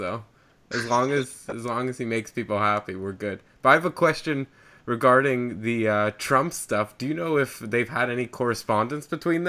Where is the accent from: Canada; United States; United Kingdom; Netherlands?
Canada